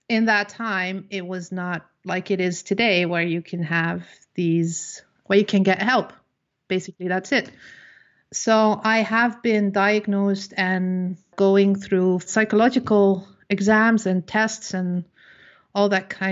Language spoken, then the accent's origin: English; Netherlands; I am from the Netherlands.